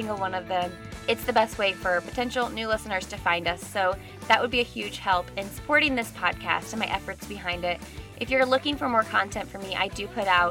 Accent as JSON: {"language": "English", "town": "Indianapolis", "region": "Indiana", "country": "United States", "said": "we're both from Indianapolis"}